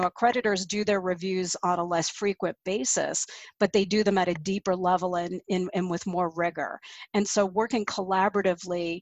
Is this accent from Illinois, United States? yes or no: no; Colorado, United States; my home state of Colorado